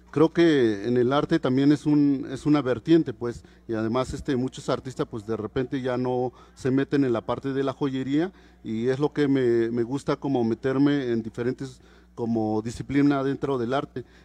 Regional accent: Oaxaca, Mexico; first language Mazatec; Spanish is a second language; Antes que nada, un saludo en, en, mi lengua materna, que es el mazateco.

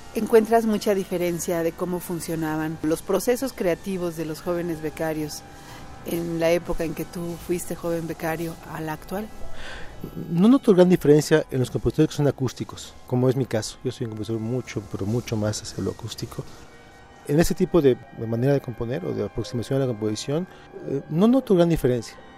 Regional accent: Mérida, Yucatán, Mexico; moved away as an adult; also born or lived in Mexico City / Morelia; Yo soy de Mérida, nací en Mérida, me formé profesionalmente en, la UNAM

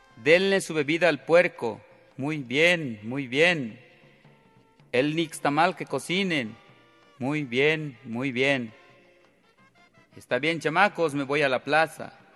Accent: José María Morelos, Quintana Roo, Mexico; Soy de Quintana Roo, del municipio de José María Morelos. Este, en ese lugar nací, allí crecí

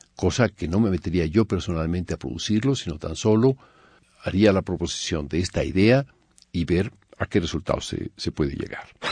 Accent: Mexico; moved away as an adult; also born or lived in Paris / Germany; Nací en México en 1943, hijo de exiliados españoles que vinieron al perder la República Española. Estudié en México con Carlos del Castillo al piano a los 10 años

